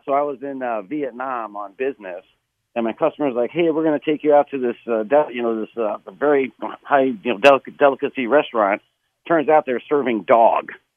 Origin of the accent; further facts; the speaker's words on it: United States; as an American